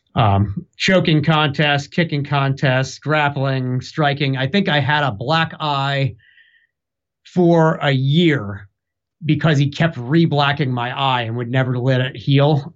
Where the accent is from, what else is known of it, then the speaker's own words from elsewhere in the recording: Newark, Delaware, United States; now in Durham, United States; I was born in Newark, Delaware, in the Northeast